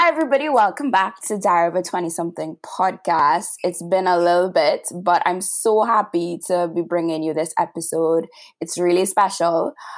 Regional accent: Trinidad & Tobago; I'm from Trinidad and Tobago by my accent

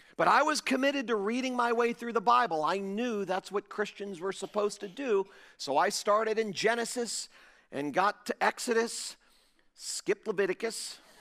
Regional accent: Fort Lauderdale, Florida, United States; now in Jupiter, United States; I was pastoring a large church in my hometown of Fort Lauderdale

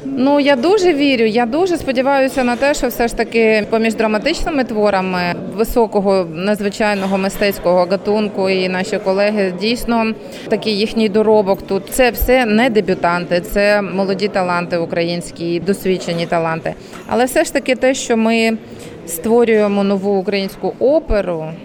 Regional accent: Kyiv, Ukraine; я як киянка

